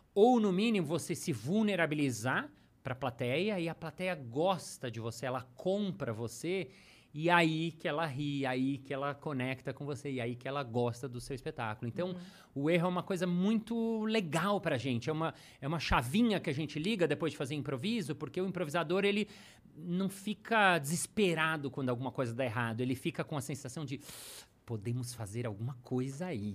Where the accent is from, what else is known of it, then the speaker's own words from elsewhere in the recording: São Paulo, Brazil; also born or lived in New York; eu sou de São Paulo